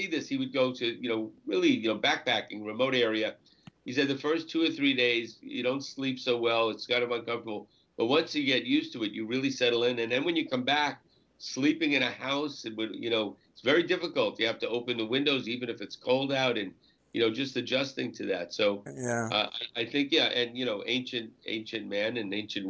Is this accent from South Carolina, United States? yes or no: no; Jersey City, New Jersey, United States; I come from the Jersey City, the urban area of New York